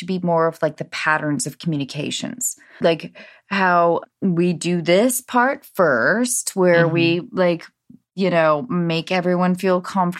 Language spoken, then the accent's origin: English; north of Seattle, Washington, United States; I grew up north of Seattle.